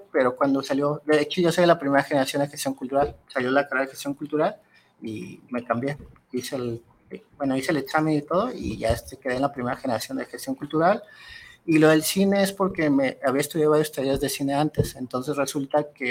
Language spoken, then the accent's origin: Spanish; Guadalajara, Jalisco, Mexico; soy de Guadalajara, crecí allá en el barrio de Oblatos